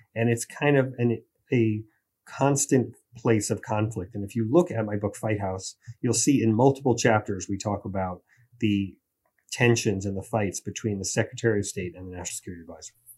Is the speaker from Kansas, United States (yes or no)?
no; New York City, New York, United States; I did grow up in Queens in the nineteen seventies